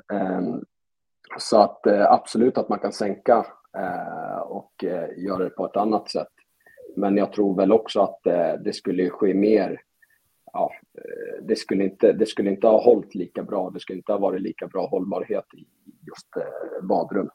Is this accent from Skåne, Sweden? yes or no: no; Stockholm, Stockholm County, Sweden; also born or lived in Europe; now in Falun, Sweden; Jag är från Stockholm och efter en lång resa ute i Europa så landade jag i Falun till slut